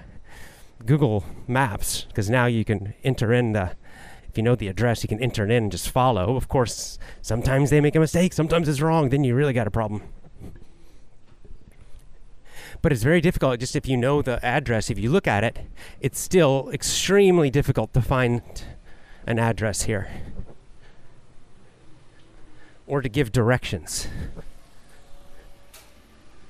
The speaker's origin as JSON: {"language": "English", "country": "United States", "moved": "yes", "lives_now": "Japan", "said": "I'm American, living in Japan"}